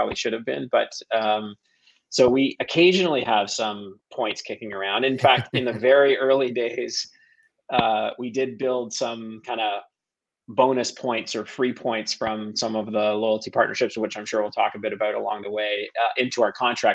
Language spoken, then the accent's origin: English; Toronto, Ontario, Canada; I am from Toronto, a Toronto native, born and bred here.